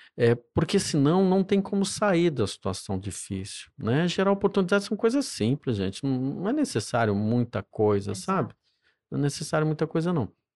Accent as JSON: {"language": "Portuguese", "town": "Juiz de Fora", "region": "Minas Gerais", "country": "Brazil", "tie": "born or raised there", "also_born_or_lived": "Cataguases", "accent": "mineiro", "moved": "as an adult", "lives_now": "São Paulo, Brazil", "said": "do interior de Minas Gerais, né? uma cidade chamada Cataguás"}